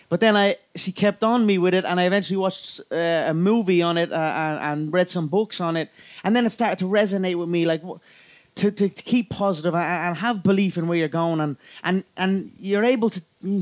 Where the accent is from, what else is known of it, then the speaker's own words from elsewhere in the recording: Ireland; I am an Irish animal, a proper Irish animal